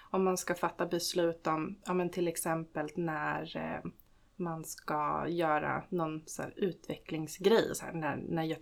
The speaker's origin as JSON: {"language": "Swedish", "region": "Stockholm County", "country": "Sweden", "tie": "born or raised there", "said": "jag växte upp eh, utanför Stockholm eh, tillsammans med min mamma och pappa."}